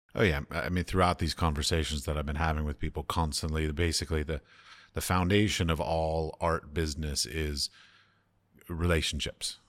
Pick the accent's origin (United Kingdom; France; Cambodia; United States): United States; moved away; I come from American capitalistic societies